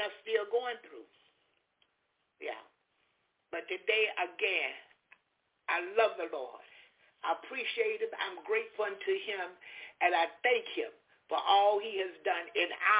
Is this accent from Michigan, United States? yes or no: no; Jacksonville, Florida, United States; moved away; also born or lived in Alabama / Orlando, Florida; my hometown, Jacksonville